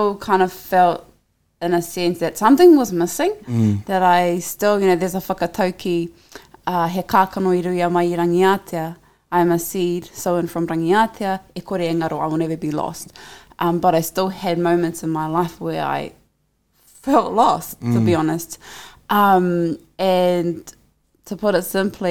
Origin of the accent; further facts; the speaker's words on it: New Zealand; I grew up in Te Ao Māori.